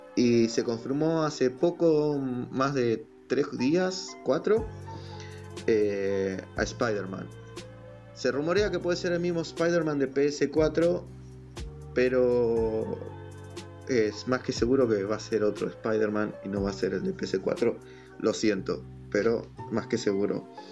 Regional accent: Argentina; acá soy de Argentina

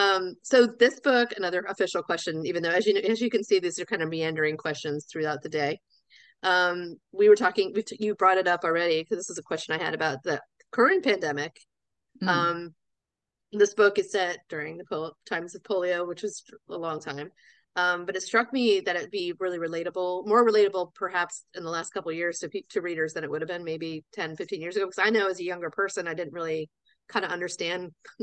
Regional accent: Florida, United States; now in Frederick, United States; I grew up in South Florida. So to go anywhere, we went through Atlanta, because, you know, I growing up thought, oh, everyone flies through Atlanta because that's what you do.

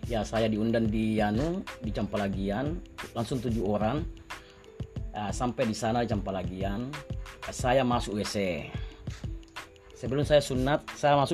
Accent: Campalagian, West Sulawesi, Indonesia; ada yang mempercaya saya orang Campalagian

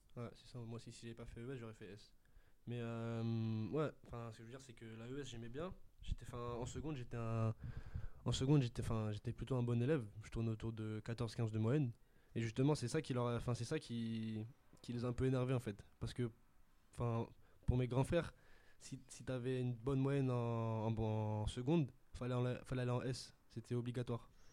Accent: Sarcelles, Île-de-France, France; je viens de Sarcelles

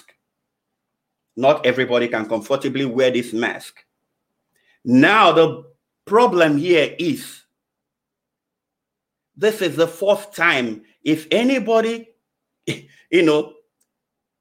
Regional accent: Nigeria; moved away; my home country, Nigeria. I know growing up in Nigeria

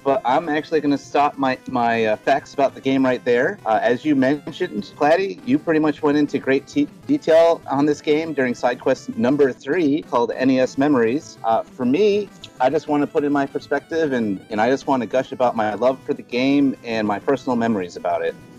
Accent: Syracuse, New York, United States; moved away as an adult; also born or lived in South Korea; now in Saudi Arabia; my hometown of Syracuse, New York

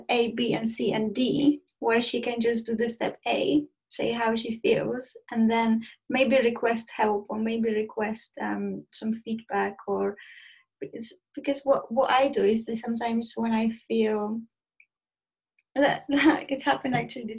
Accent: Poland; now in United Kingdom; I'm in UK, but I am from Poland.

